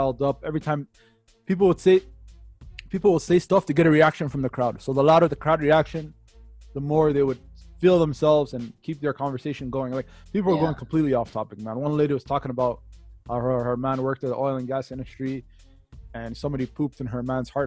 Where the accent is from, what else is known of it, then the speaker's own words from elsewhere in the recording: Toronto, Ontario, Canada; where I'm from Toronto. I lived there majority of my life.